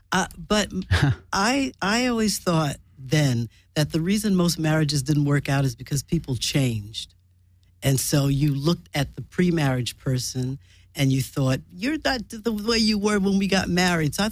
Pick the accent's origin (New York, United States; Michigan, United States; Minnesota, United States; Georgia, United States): New York, United States; born there; the thought came upon me that I was born in Harlem Hospital